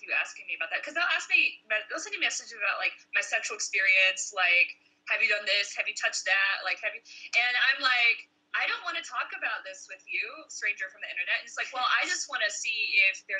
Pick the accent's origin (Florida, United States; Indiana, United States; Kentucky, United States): Kentucky, United States; I'm from Kentucky